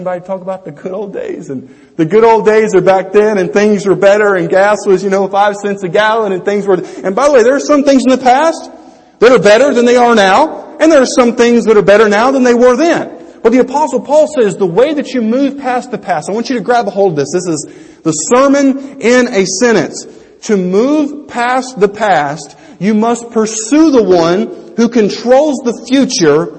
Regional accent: United States; I'm an American.

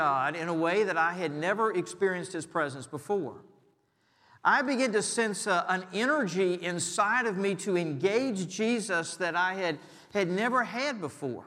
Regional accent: Richmond, Virginia, United States; my hometown of Richmond

